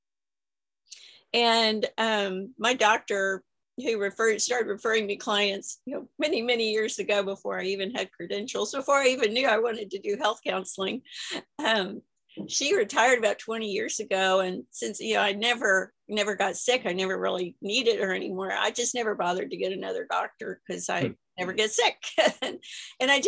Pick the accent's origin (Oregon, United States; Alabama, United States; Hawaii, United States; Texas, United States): Texas, United States; I'm from Texas